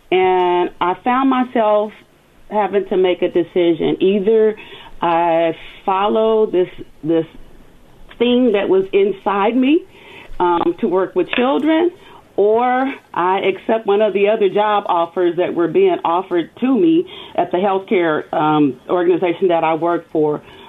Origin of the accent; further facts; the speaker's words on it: Louisiana, United States; also born or lived in Kentucky; now in California, United States; So I am originally from Louisiana. I am a military brat. So I have traveled to different countries, different states. And the last state before I came to California was Kentucky.